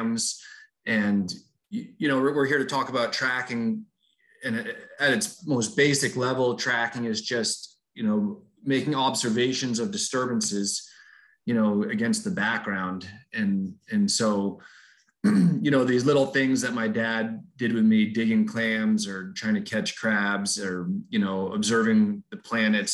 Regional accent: Boston, Massachusetts, United States; moved away; I grew up in Boston, Massachusetts, right in the middle of the city

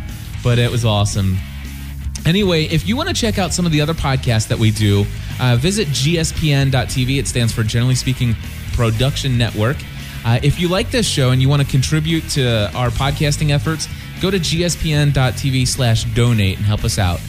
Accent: California, United States; I've done something like 5 British plays, and I'm from California.

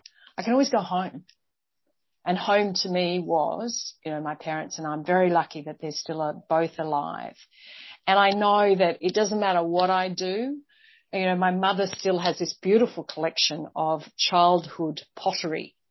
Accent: Australia; moved away as an adult; I'm outrageously Australian, although I've spent 25 years not living here.

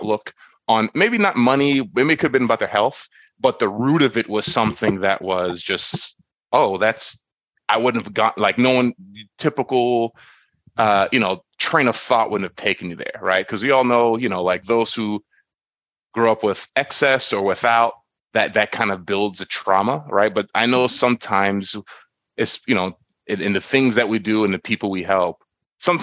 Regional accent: New York, United States; I was born in New York as well. I was born in Spanish Harlem

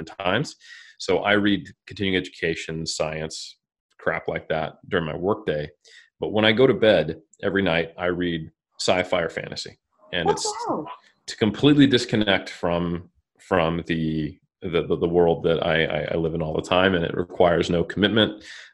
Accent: California, United States; I'm from California

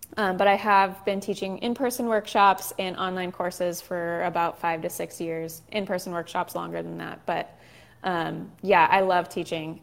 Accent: Southern California, United States; also born or lived in Chicago; we moved from Chicago back home to Southern California

